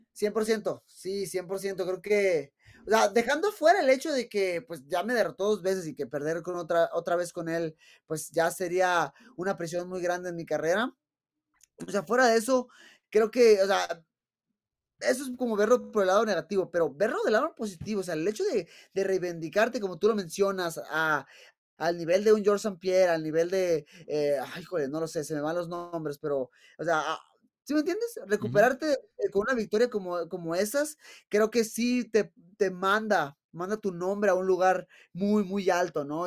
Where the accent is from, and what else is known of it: Mexico